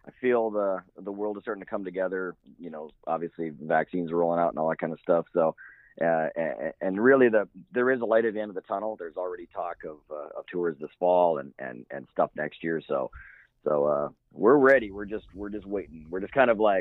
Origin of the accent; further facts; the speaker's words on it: Midwest, United States; now in Oregon, United States; I grew up in the Midwest